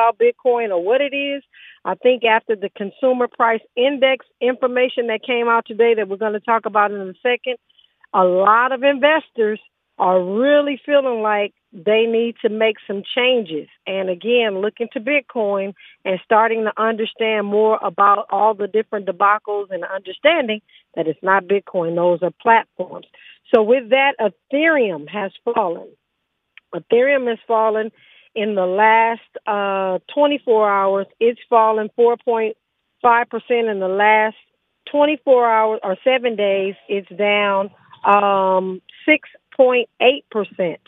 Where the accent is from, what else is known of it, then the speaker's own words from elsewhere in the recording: Los Angeles, California, United States; most of us that grew up in Los Angeles, we grew up on Taco Pete